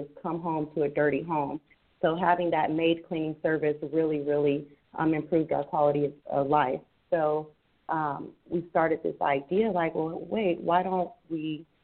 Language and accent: English; Rancho Cucamonga, California, United States; I'm from the Rancho Cucamonga area